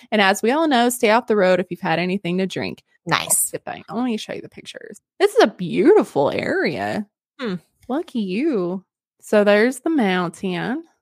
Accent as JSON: {"language": "English", "region": "Alaska", "country": "United States", "said": "I'm from Alaska. And while I get asked a lot if we live in igloos, we do not."}